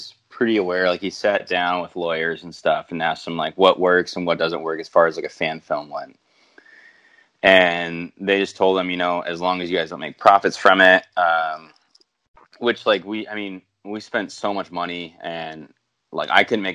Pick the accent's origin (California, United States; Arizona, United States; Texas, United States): California, United States; Santa Barbara; I'm from Santa Barbara